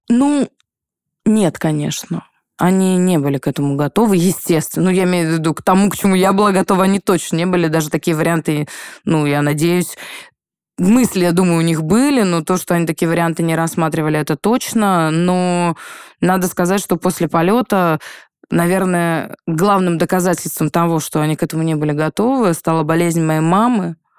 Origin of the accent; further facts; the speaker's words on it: Pskov, Pskov Oblast, Russia; now in Moscow, Russia; сказать, что я москвичка, я не могу нету такого ресурса у меня, чтобы это сказать, потому что я псковитянка